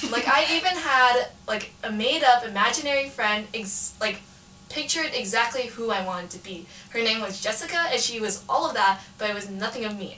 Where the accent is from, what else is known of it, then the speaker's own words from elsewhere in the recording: Antioch, California, United States; I grew up in Antioch, California, which is like East Bay area